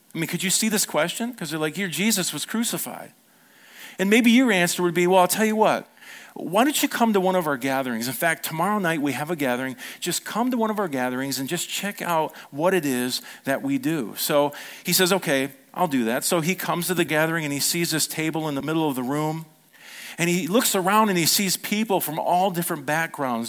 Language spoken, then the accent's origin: English; United States; we were raised in America